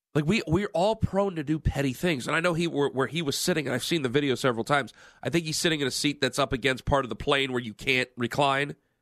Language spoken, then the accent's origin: English; Cleveland, Ohio, United States; I'm from Cleveland